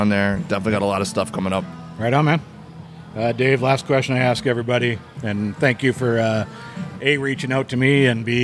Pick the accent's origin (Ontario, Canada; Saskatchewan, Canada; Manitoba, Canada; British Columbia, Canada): Manitoba, Canada; Winnipeg; moved away; also born or lived in Calgary; Hey, my hometown.